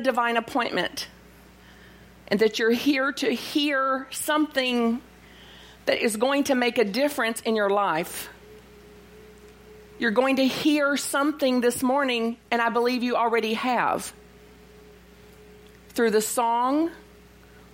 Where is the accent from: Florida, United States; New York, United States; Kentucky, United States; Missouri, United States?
Kentucky, United States; Bug Tussle; I'm from Bug Tussle, Kentucky.